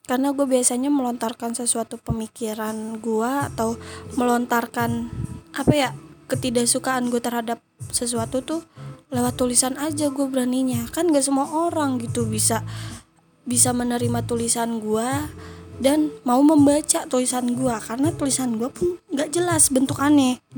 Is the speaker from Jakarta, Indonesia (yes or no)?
yes; Jakarta, Indonesia; gue dari Jakarta, Jakarta Timur tepatnya.